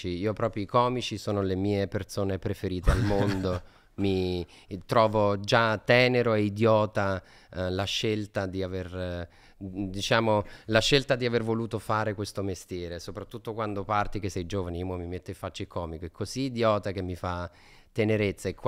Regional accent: Campania, Italy; se da campano guardi Troisi, dentro di te uh, diciamo nasce l'idea che non, non, c'è altro modo di far ridere

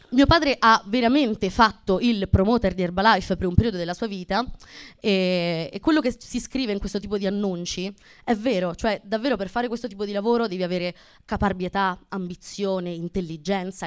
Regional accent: Abruzzo, Italy; moved away; vengo dall'Abruzzo

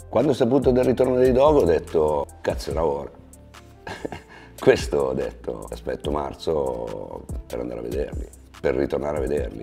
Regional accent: Milan, Lombardy, Italy; sono nato a Milano, sono cresciuto a Milano

